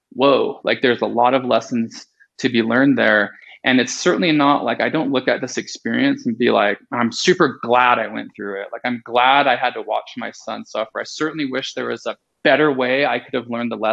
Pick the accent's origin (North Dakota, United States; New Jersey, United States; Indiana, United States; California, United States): California, United States; I grew up in California and lived at the beach